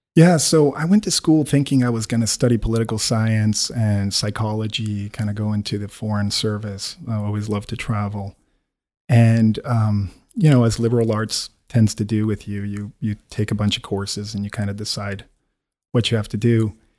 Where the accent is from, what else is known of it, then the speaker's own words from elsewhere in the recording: Quito, Pichincha, Ecuador; moved away as an adult; also born or lived in United States; I'm born and bred in Quito